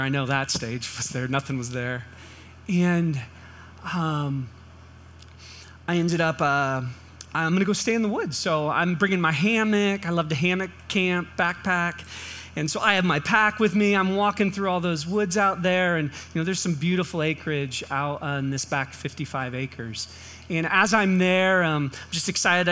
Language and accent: English; California, United States; moved away; we grew up in California